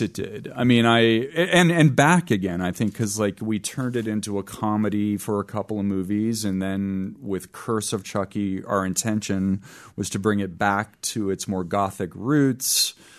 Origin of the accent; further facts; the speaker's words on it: Richmond, Virginia, United States; moved away as an adult; also born or lived in New York; I grew up in Richmond, Virginia